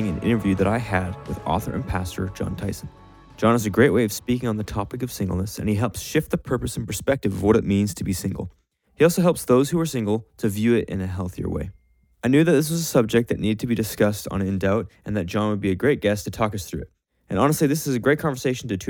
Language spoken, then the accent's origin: English; Canada; we are from Canada here